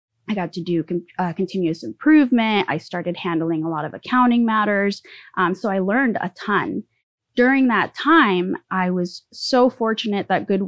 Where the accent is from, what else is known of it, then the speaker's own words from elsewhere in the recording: California, United States; also born or lived in Mexico City, Mexico; So I was born in Mexico City. I moved to the U.S. at the age of 7. We moved to Southern California, and have lived in 3 different states since then and many cities, and ended up here in Sacramento.